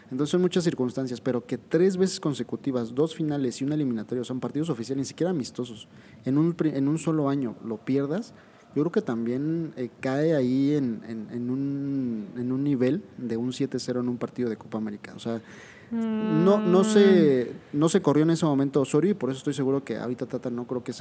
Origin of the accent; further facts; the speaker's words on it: Argentina; pero como yo soy argentino, porque yo soy nada más